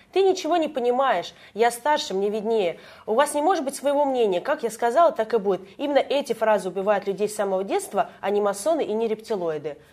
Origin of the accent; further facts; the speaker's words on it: Moscow Oblast, Russia; я знала другие школы э, в нашем городе, я и сама из Подмосковья